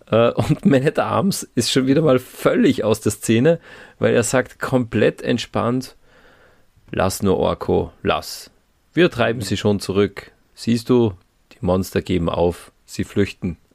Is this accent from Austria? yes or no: yes; Austria; sagen wir jetzt als Österreicher eher nicht so, aber zumindest kennen wir es.